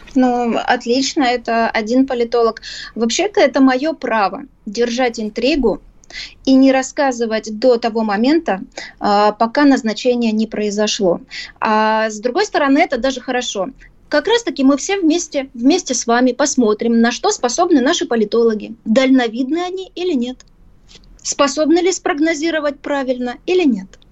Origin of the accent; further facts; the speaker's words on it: Ukraine; Я действительно украинка, и в паспорте так написано.